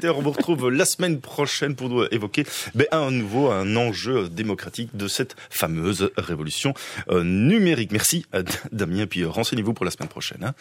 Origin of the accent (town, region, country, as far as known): Belgium